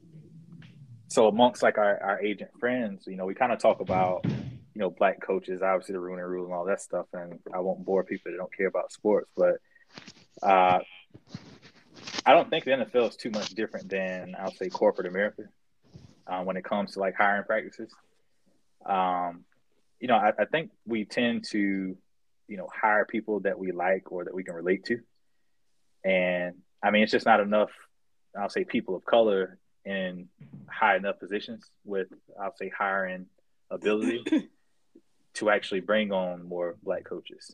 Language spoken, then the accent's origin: English; the South, United States; I grew up in the South.